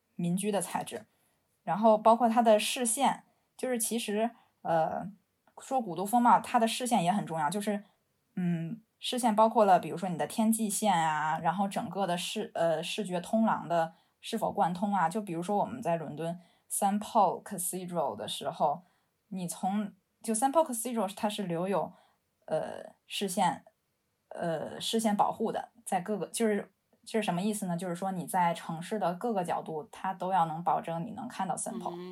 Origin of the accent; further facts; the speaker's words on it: Beijing, China; moved away as an adult; also born or lived in London; now in Shenzhen, China; 我是一个北京人，然后从伦敦上，上了学之后，毕业之后在现在在深圳工作，从事城市设计以及建筑设计相关的工作